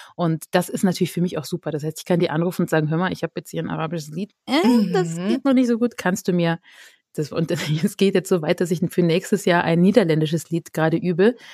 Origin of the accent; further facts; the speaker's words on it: near Cologne, North Rhine-Westphalia, Germany; now in Austria; komme ich aus dem Rheinland ursprünglich, aus der Nähe von Köln